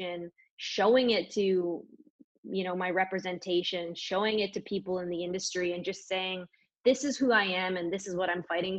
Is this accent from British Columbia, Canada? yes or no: yes; Prince George, British Columbia, Canada; moved away as an adult; now in Vancouver, Canada; I live in Vancouver. I grew up in Prince George.